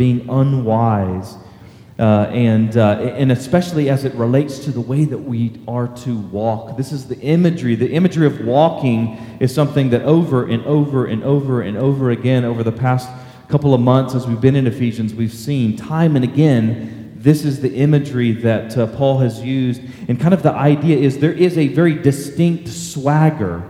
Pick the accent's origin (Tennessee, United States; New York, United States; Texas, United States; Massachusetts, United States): Texas, United States; Texas coast, United States; born or raised there; now in McKinney, United States